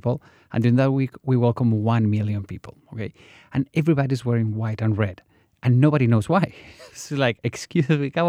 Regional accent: Pamplona, Navarre, Spain; I am from Pamplona, the city of the Running of the Bulls.

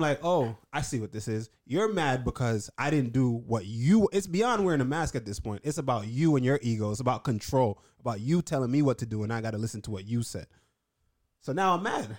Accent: New York, United States; being a New Yorker

